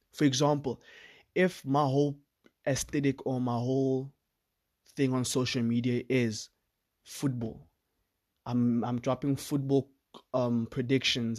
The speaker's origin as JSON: {"language": "English", "country": "South Africa", "said": "I'm from South Africa"}